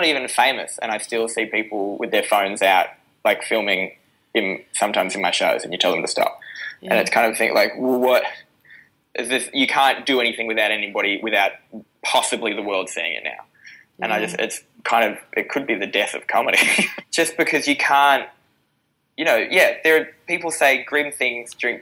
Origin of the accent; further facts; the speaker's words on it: Newcastle, New South Wales, Australia; I grew up in Newcastle, and so the gigs that I started doing were in, you know, pubs with NRL players sitting in them